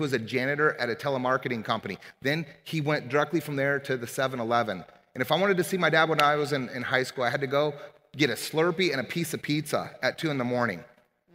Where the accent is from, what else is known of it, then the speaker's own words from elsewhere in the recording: Omaha, Nebraska, United States; I grew up in Omaha, Nebraska